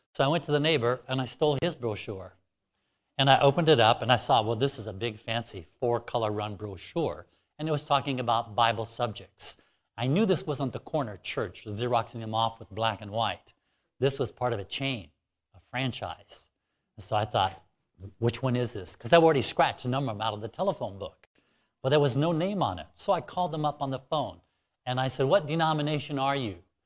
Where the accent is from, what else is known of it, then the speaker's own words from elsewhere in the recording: Alaska, United States; it's much warmer here than where I'm from. I'm from Alaska.